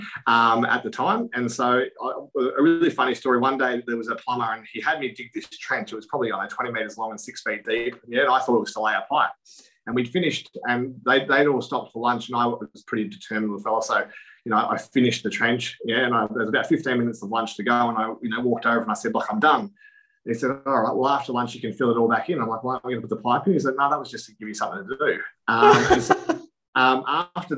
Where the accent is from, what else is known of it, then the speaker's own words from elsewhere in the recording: Casterton, Victoria, Australia; I'm from Casterton in country Victoria